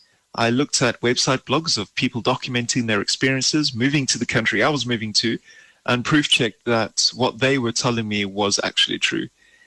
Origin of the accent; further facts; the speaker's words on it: South Africa; moved away as an adult; now in Germany; I immigrated from South Africa to Germany in July of 2017, so it's been just over a year.